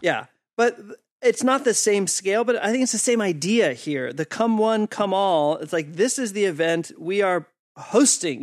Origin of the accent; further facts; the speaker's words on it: East Coast, United States; I'm from the East Coast in the U S.